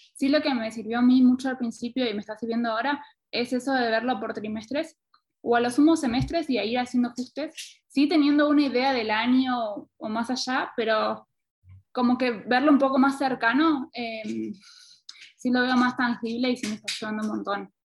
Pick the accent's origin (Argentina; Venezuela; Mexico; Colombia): Argentina; now in Quito, Ecuador; soy argentina, pero actualmente estoy en Quito